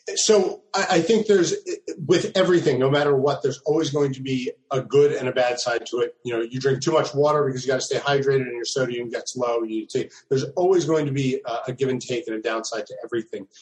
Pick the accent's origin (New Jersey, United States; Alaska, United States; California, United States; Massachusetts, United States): New Jersey, United States; I'm actually from South Jersey